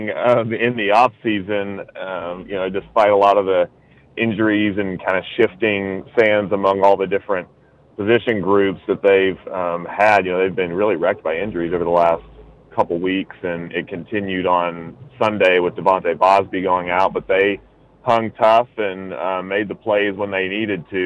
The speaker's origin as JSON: {"language": "English", "region": "Texas", "country": "United States", "moved": "yes", "lives_now": "Denver, United States", "said": "I'm originally from Texas"}